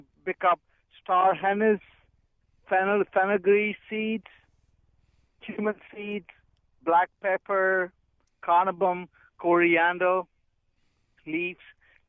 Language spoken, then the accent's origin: English; India; Hey, I'm an Indian chef. I did cook with Martha Stewart.